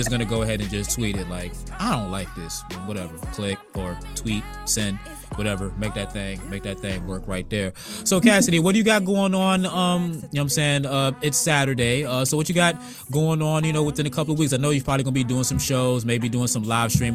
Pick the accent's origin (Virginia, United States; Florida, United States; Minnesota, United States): Virginia, United States; Virginia Beach; also born or lived in Decatur, Georgia; now in Columbus, United States; my hometown of Virginia Beach